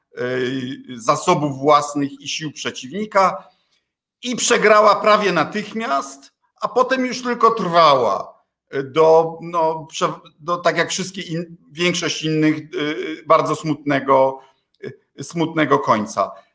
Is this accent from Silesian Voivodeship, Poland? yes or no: no; Kuyavian-Pomeranian Voivodeship, Poland; u nas w szeroko pojętej Wielkopolsce. Bydgoszcz była zasobnym miastem